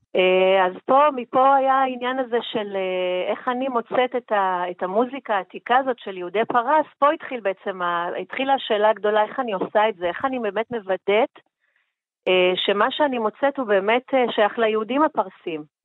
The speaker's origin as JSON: {"language": "Hebrew", "country": "Iran", "tie": "born or raised there", "moved": "yes", "lives_now": "Israel", "said": "נכון, נולדתי שם. ההורים התחתנו בישראל וירדו למצרים כמעט, ירדו לפרס בחזרה, לאיראן"}